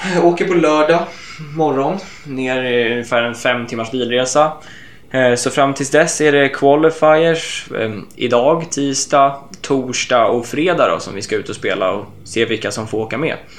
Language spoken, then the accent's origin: Swedish; Sweden; hemma i Sverige